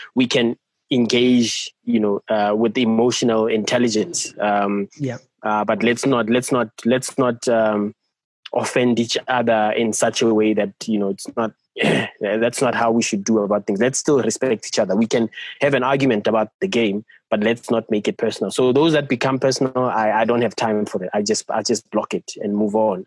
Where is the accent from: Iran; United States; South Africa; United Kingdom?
South Africa; Bethlehem, Free State; I'm from Bethlehem in the Free State.